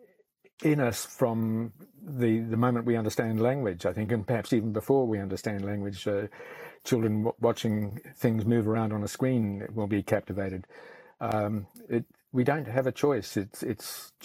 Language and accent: English; Palmerston North, Manawatū-Whanganui, New Zealand; also born or lived in Belfast, United Kingdom / Foxton Beach, New Zealand; now in Auckland, New Zealand; we moved into Palmerston North, where I stayed through my high school years